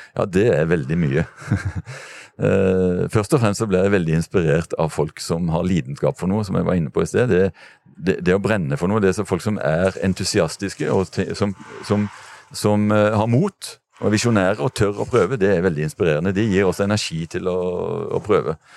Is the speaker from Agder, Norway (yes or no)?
yes; Kristiansand, Agder, Norway; fra der jeg kommer fra, fra Dyreparken